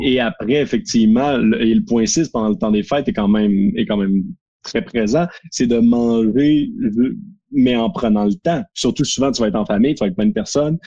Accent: Quebec, Canada; on est québécois

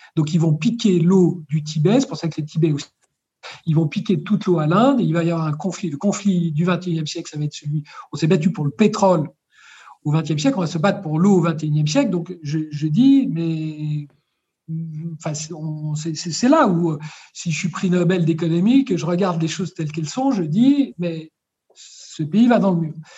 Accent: France; quand je suis né en France

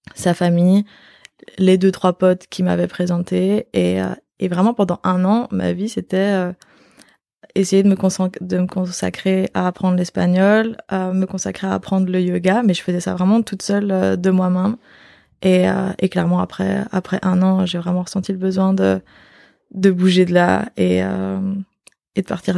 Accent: Belgium; moved away as an adult; also born or lived in Australia; now in Barcelona, Spain; je suis belge d'origine, mais ça fait bientôt 5 ans que j'habite plus en Belgique

